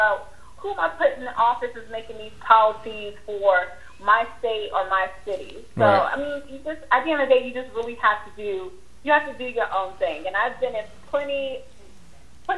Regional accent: United States; I love being American

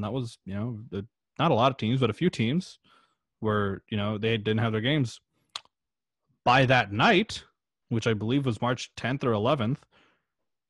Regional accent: Toronto area, Ontario, Canada; obviously we're from Canada and we're from like the Toronto area

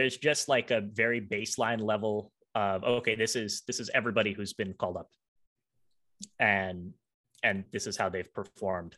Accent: United States; also born or lived in Maryland / Virginia / Washington, D.C.; now in Colorado, United States; So I'm from Virginia. originally. Okay. I was born in Maryland, lived in DC suburbs in Maryland, then moved to Virginia when I was 10 in the DC suburbs there. So I'm a DC guy by origin

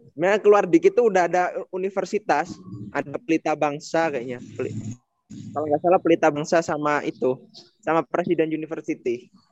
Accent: rural Java, Indonesia; moved away; aku Jawa pelosok

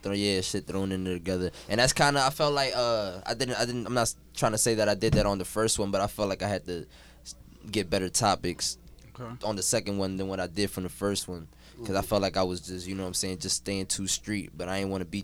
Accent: Philadelphia, Pennsylvania, United States; also born or lived in Connecticut; I actually moved to the Badlands when I was like what, 10, yeah, like 9, 10

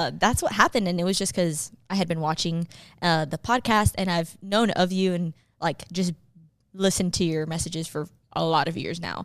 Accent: Miami, Florida, United States; I was born and raised in Miami, Florida

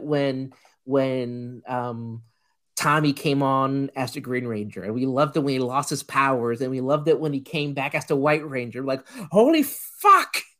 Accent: Puerto Rico; I grew up in Puerto Rico

